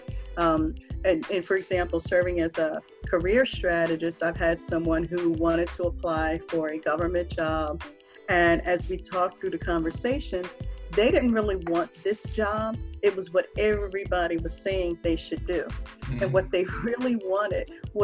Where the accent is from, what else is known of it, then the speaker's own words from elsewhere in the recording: Philadelphia, Pennsylvania, United States; moved away as an adult; now in Washington, DC area, United States; Growing up in Philly, you know, we had a kind of toughness to us